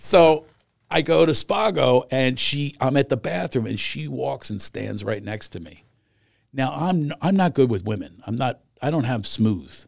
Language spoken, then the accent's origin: English; Pennsylvania, United States; moved away; I grew up in Pennsylvania